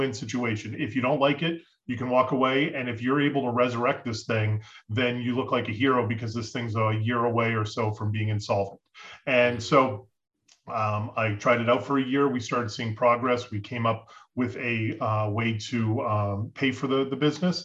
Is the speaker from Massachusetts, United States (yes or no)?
yes; Boston, Massachusetts, United States; moved away as an adult; also born or lived in Colorado / Florida; I'm from New England, from Boston.